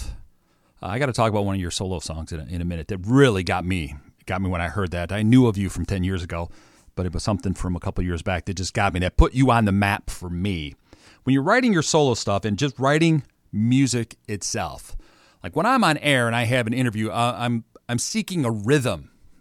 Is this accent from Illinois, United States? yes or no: yes; Chicago, Illinois, United States; me being a Chicagoan